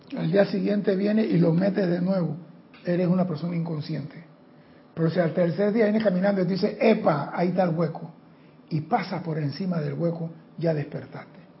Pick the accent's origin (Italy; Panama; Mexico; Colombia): Panama; aquí en Panamá